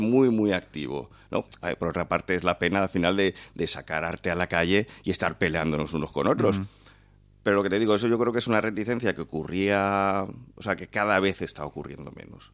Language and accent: Spanish; Valencian Community, Spain; como valencianos